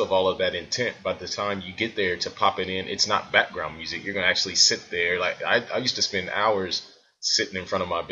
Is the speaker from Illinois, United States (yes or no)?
yes; Springfield, Illinois, United States; I'm from Springfield, Illinois, but we had a shop downtown